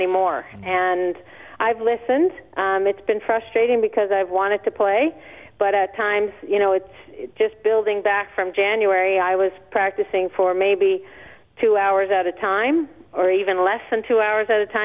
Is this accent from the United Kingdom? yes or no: no; Canada; as a Canadian